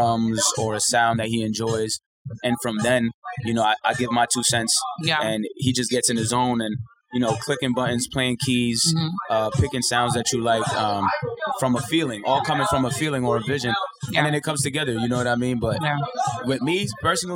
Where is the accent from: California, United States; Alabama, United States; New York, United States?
New York, United States; New York City; also born or lived in Harlem / Washington Heights; I'm from New York City. I was raised in the Bronx.